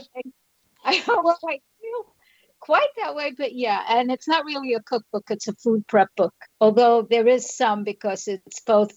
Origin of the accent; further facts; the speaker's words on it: New York, United States; moved away as an adult; now in Florida, United States; I'm from New York. I now live in Florida.